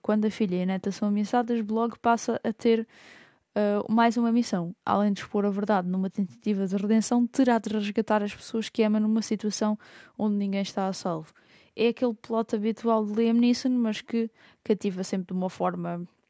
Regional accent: Lisbon, Portugal; also born or lived in Idanha-a-Nova, Castelo Branco (family origins); sou alfacinha, mas tenho origens por ali

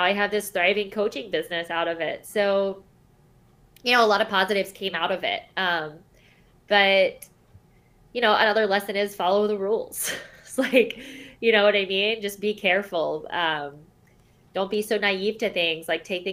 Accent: Charleston, South Carolina, United States; I'm from Charleston, South Carolina

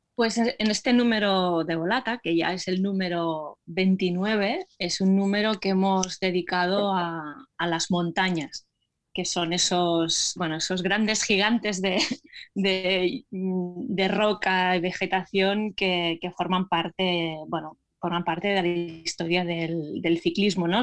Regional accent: Terrassa, Catalonia, Spain; mi ciudad de origen, que es Tarrasa

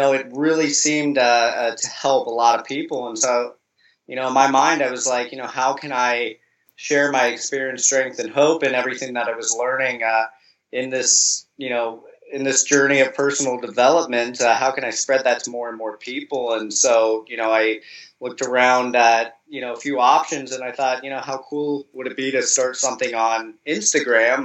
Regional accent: Columbus, Ohio, United States; moved away as an adult; now in Florida, United States; I grew up in Columbus, Ohio in the United States, and, last year moved down to Florida

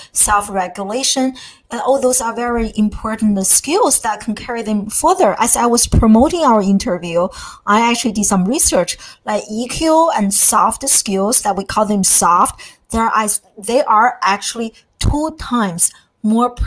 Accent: China; now in United States; I came from a totally different kind of STEM focused educational background, growing up in China

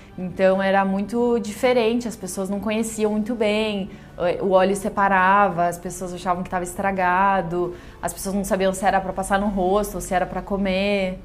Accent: interior of Rio Grande do Sul, Brazil; moved away as an adult; also born or lived in Porto Alegre; now in São Paulo, Brazil; Eu sou do interior do Rio Grande do Sul, morei boa parte da minha vida em Porto Alegre e eu moro aqui em São Paulo fazem 7 anos

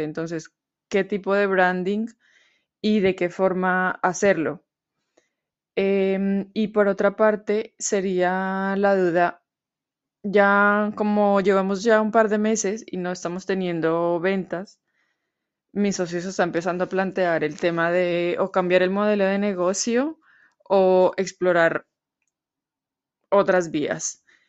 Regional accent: Colombia; now in Madrid, Spain; soy colombiana y vivo en Madrid, España

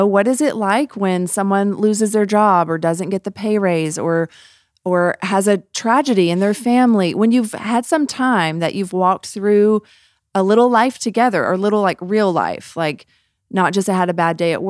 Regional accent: Memphis, Tennessee, United States; I grew up in the South, y'all, outside of Memphis in a suburb of Tennessee, and it was like almost this expected.

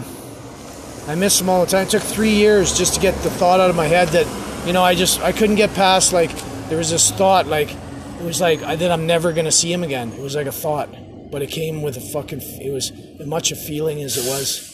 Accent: Winnipeg, Manitoba, Canada; moved away as an adult; also born or lived in Calgary; I grew up in Winnipeg, Manitoba. That's where I'm from.

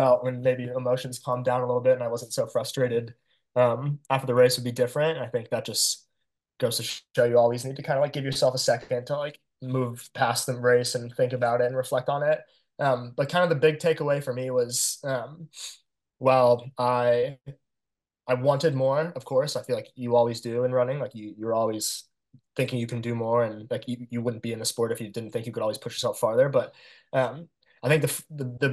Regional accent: Arizona, United States; moved away as an adult; now in Baltimore, United States; I'm born and raised in Arizona

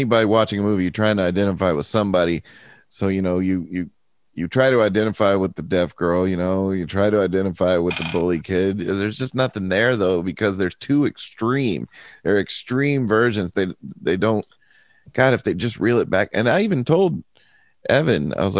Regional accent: United States; I'm an American

